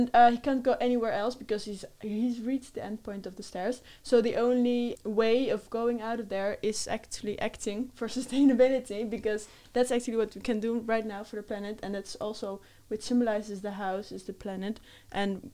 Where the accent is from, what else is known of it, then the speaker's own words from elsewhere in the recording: Netherlands; now in Spain; I'm from the Netherlands